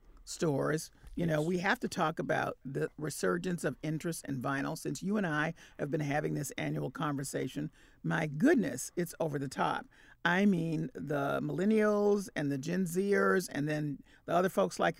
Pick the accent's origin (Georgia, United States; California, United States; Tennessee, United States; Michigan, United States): Tennessee, United States; Memphis; I'm from Memphis, Tennessee, and you know that was …'s home, so very familiar with that sort of style.